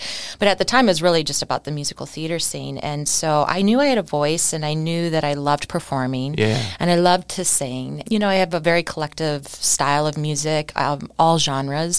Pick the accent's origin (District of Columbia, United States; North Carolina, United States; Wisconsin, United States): Wisconsin, United States; Neenah; moved away as an adult; also born or lived in New York City; I'm a Wisconsin girl, so I'm actually from Neenah.